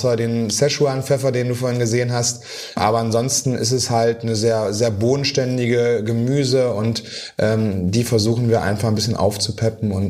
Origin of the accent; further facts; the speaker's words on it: Magdeburg, Saxony-Anhalt, Germany; also born or lived in Portugal / Berlin; Also ich komme aus Sachsen-Anhalt und ähm, hat mich mal hier, mal dahin verschlagen, auch nach Portugal zwischendurch und äh, irgendwann dann nach Berlin als Küchenchef.